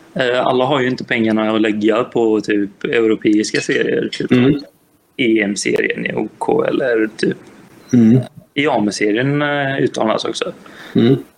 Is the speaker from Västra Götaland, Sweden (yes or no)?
yes; Gothenburg, Västra Götaland, Sweden; jag är göteborgare